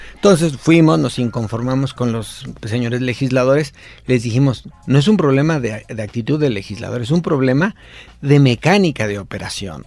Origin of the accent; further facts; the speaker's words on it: Michoacán, Mexico; now in Mexico City, Mexico; yo soy de Michoacán, me establecí aquí